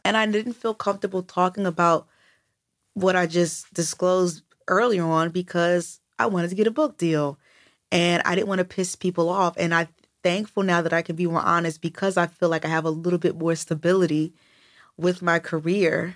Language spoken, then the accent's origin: English; United States; I'm American